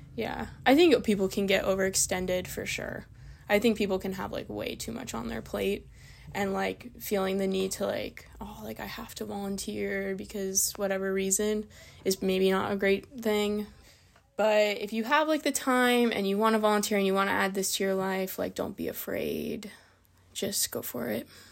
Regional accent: Reston, Virginia, United States; moved away as an adult; also born or lived in Vienna, Virginia / California; now in Bethel, United States; I'm from Vienna, Virginia, but I really grew up in Reston, Virginia

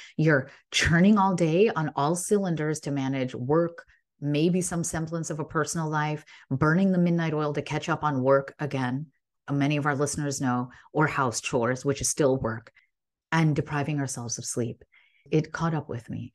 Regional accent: Illinois, United States; I grew up in Illinois

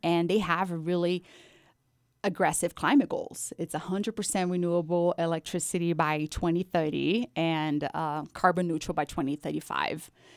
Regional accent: Brazil; moved away; I was actually born and raised in Brazil

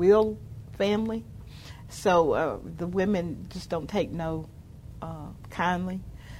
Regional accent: Berea, Kentucky, United States; Now, I grew up in Berea, right?

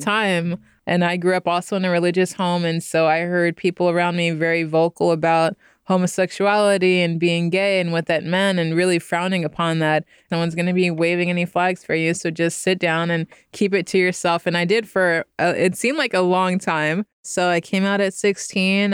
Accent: Stockton, California, United States; moved away as an adult; also born or lived in Philadelphia, Pennsylvania; now in Bay Area, United States; until I moved to Stockton, California. So I'm from the 209

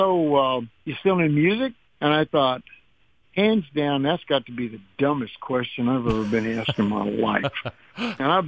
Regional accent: Texas, United States; also born or lived in South Carolina / California; now in Tennessee, United States; I'm born and raised in the South. I live in the South. I'm from Texas.

